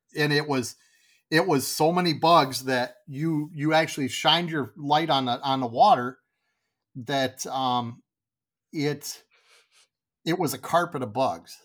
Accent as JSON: {"language": "English", "town": "Grand Rapids", "region": "Michigan", "country": "United States", "tie": "born or raised there", "lives_now": "Kalamazoo, United States", "said": "I grew up in Grand Rapids, which was Southwest"}